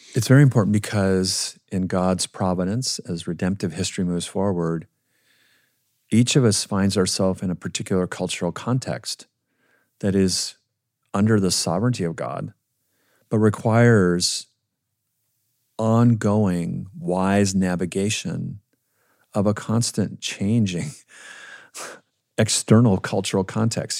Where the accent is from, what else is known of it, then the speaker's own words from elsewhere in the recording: Minnesota, United States; I grew up in Minnesota